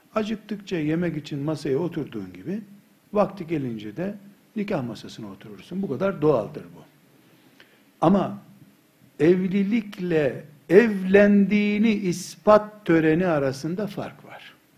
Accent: Black Sea Region, Turkey; biz Karadeniz çocuğu

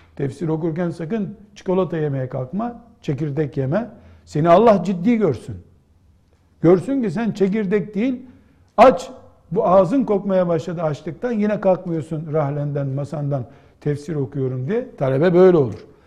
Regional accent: Black Sea Region, Turkey; Bizim Karadeniz'de

